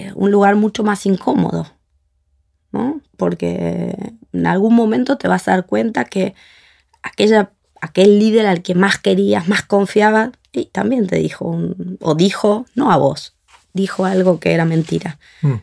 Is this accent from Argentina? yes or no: yes; Argentina; nosotros como argentinos